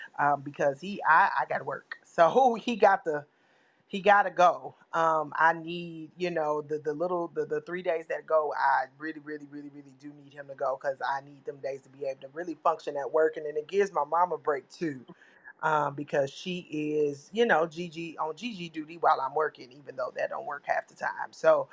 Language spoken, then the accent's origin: English; Memphis, Tennessee, United States; moved away; But, of course, I came from Memphis, and I'm used to Memphis hot.